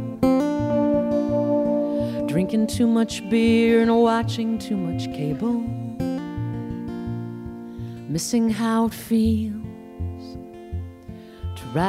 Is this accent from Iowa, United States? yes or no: yes; Iowa, United States; my home state of Iowa